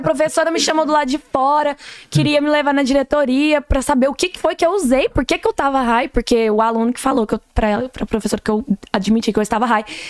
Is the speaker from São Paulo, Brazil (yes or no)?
no; Ituiutaba, Minas Gerais, Brazil; now in Atlanta, United States; eu sou mesmo é de lá de Tuiutaba, Minas Gerais